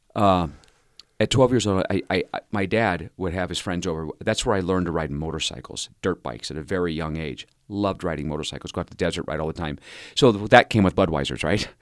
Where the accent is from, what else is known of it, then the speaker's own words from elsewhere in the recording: Cerritos, California, United States; also born or lived in Anaheim, California; I, grew up in Southern California. I was born in Anaheim, California, and I was raised in Cerritos